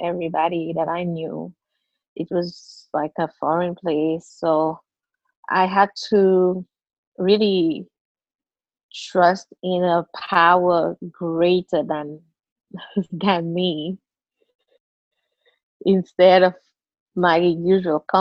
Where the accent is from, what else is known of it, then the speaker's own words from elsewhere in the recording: Seychelles; I'm from Seychelles. It's a group of islands in the Indian Ocean, part of Africa